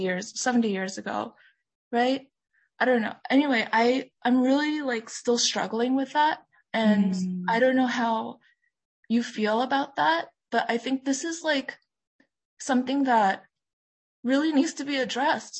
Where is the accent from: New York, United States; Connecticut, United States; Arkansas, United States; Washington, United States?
New York, United States; New York City; we mm. were growing up in New York City